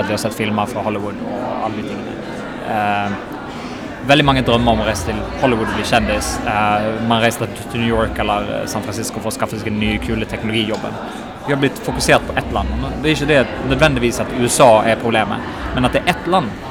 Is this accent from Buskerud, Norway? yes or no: no; Bergen, Vestland, Norway; accent: Bergen dialect; also born or lived in Sweden; Jeg er ikke fra Norge, jeg er fra Bergen